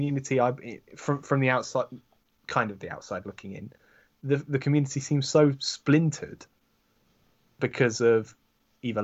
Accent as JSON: {"language": "English", "country": "United Kingdom", "said": "I'm British"}